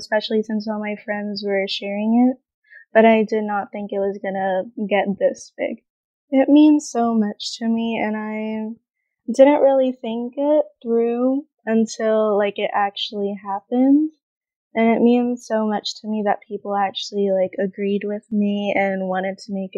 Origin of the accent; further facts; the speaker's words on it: Florida, United States; also born or lived in Mexico; now in Texas, United States; I grew up in Florida